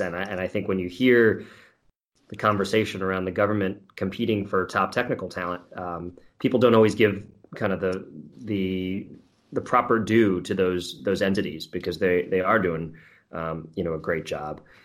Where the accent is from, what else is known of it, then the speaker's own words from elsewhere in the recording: New York, United States; as a fellow New Yorker